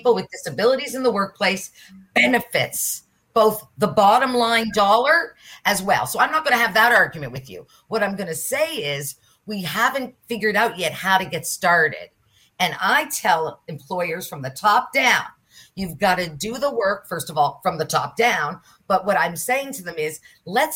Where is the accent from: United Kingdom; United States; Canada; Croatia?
Canada; Nova Scotia; I'm from Nova Scotia.